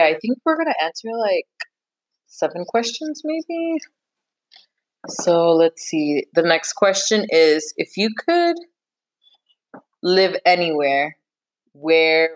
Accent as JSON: {"language": "English", "country": "United States", "said": "I'm so American"}